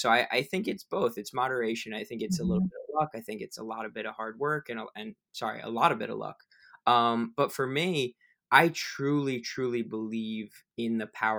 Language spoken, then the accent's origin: English; United States; I was born in the United States to a beautiful family